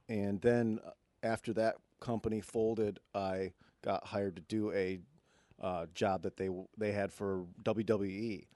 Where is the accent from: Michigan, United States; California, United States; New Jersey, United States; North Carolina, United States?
Michigan, United States; I'm from Michigan